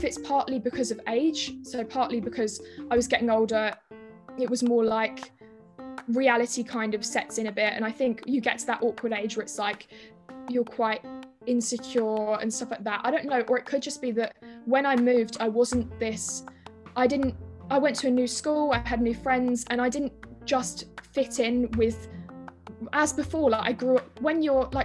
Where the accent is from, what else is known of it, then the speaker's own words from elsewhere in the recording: Shepperton, South East England, United Kingdom; also born or lived in Orpington, Kent; So I grew up in Orpington in Kent until I was 8, and then I moved to Shepperton in Surrey.